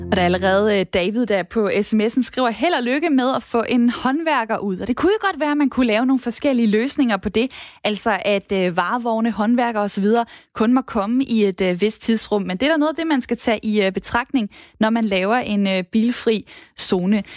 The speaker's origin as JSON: {"language": "Danish", "town": "Esbjerg", "region": "Southern Denmark", "country": "Denmark", "said": "Jeg er jo fra Esbjerg"}